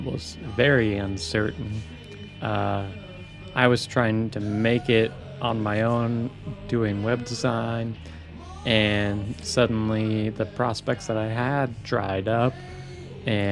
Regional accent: Ashland, United States; born and raised in Ashland

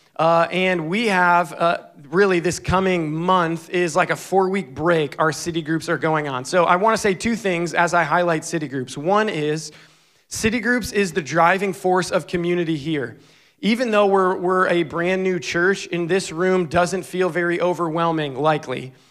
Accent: Scranton, Pennsylvania, United States; moved away; I grew up right outside of Scranton, Pennsylvania

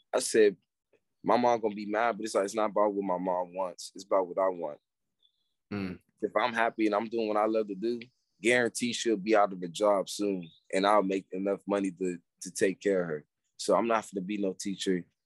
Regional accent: Pasadena, California, United States; now in Atlanta, United States; I'm from Pasadena, California.

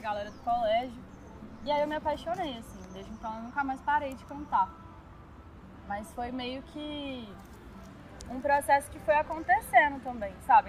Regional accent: Belo Horizonte, Minas Gerais, Brazil; nasci aqui em BH, mineiríssima

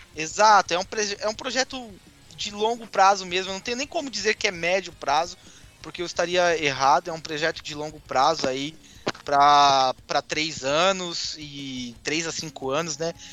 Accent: São Paulo, Brazil; now in Porto Alegre, Brazil; Eu sou de São Paulo, moro no Rio Grande do Sul, em Porto Alegre.

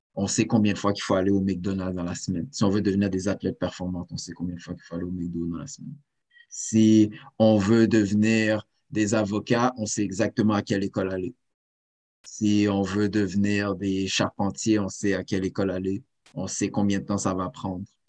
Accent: Saint-Léonard, Quebec, Canada; je suis né à Saint-Léonard

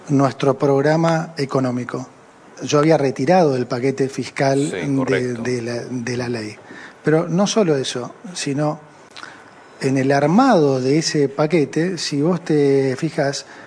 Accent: Argentina; Y yo dije, me interesa mucho más como argentino que como ministro

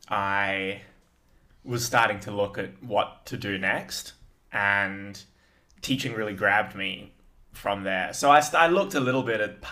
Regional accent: Perth, Western Australia, Australia; I'm from Perth and I stayed teaching in Metro Perth

